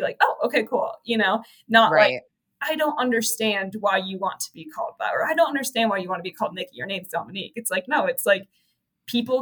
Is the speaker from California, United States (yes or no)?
yes; Santa Cruz, California, United States; moved away as an adult; also born or lived in Arkansas; I'm from Santa Cruz, California. So it's like a small, central coast town